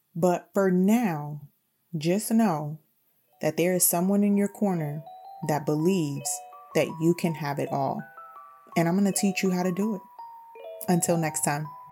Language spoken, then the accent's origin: English; New York City, New York, United States; also born or lived in Bronx; I consider myself someone who grew up in the heights